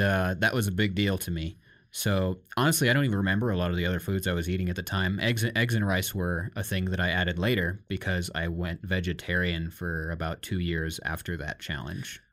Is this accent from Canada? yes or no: no; Iowa, United States; growing up in Iowa and America